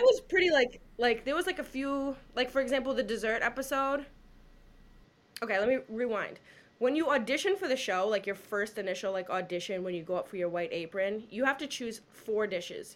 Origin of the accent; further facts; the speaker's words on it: Massachusetts, United States; I'm from a big family. I'm from Massachusetts